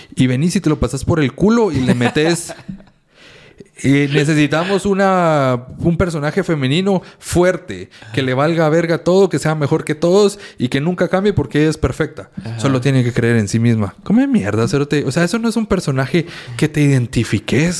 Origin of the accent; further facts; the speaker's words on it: Guatemala; como guatemaltecos